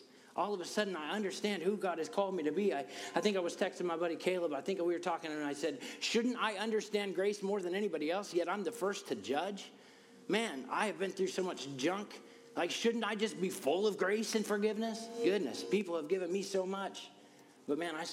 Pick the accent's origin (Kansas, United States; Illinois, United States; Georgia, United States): Kansas, United States; Fort Scott; I'm from Fort Scott. What good comes from Fort Scott?